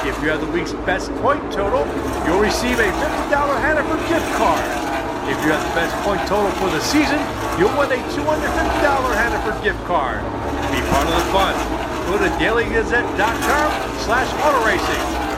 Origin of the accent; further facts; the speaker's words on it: Philadelphia, Pennsylvania, United States; I'm a 20-something-year-old, a fresh face covering Hershey Bears, and you know, I loved hockey growing up in Philadelphia